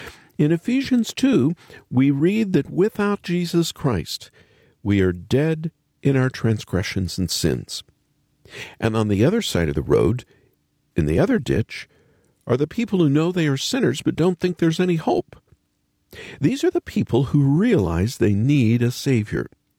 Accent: Oklahoma, United States; also born or lived in Kansas / North Dakota / Louisiana; I've done it a lot of road trips in my day, growing up in Oklahoma and Kansas and North Dakota and Louisiana.

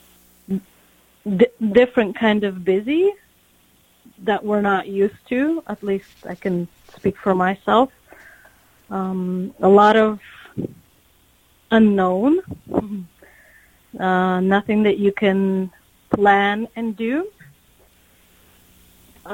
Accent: Ukraine; I've been all my life. Yeah. I was born here. So it's my hometown.

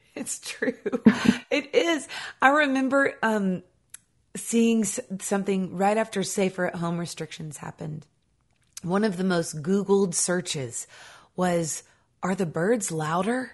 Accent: Nashville, Tennessee, United States; I grew up here in Nashville Tennessee

